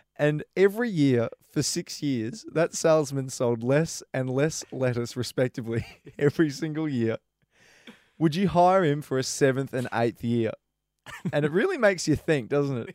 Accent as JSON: {"language": "English", "town": "Brisbane", "region": "Queensland", "country": "Australia", "moved": "yes", "lives_now": "Melbourne, Australia", "said": "I'm from Brisbane"}